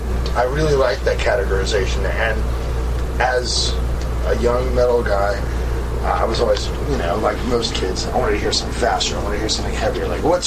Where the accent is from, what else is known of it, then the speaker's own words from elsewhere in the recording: San Jose, California, United States; growing up in the Bay Area, where if you're from Oakland, San Francisco, San Jose, you sort of have an innate distaste for Los Angeles.